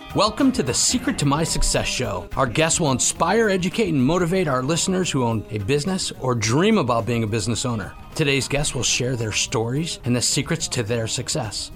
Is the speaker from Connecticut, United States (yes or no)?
yes; Connecticut, United States; I'm from Connecticut as well